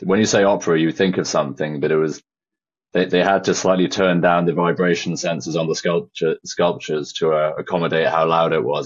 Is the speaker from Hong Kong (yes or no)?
no; Shropshire, West Midlands, United Kingdom; born or raised there